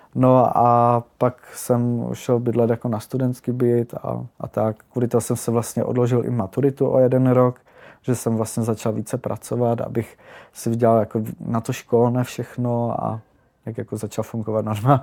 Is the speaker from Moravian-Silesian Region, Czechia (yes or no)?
yes; Ostrava, Moravian-Silesian Region, Czechia; jsem z Ostravy